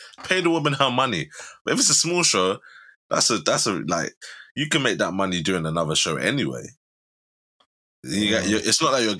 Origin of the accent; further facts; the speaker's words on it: England, United Kingdom; because we're from England.